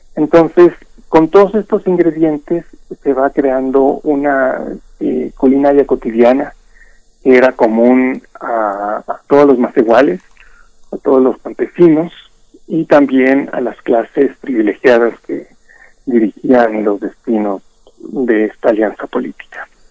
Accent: Mexico; nosotros como mexicanos herederos de este patrimonio cultural gastronómico

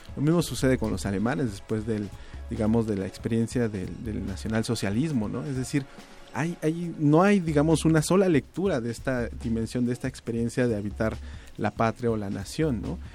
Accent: Mexico; nos asumimos como mexicanos

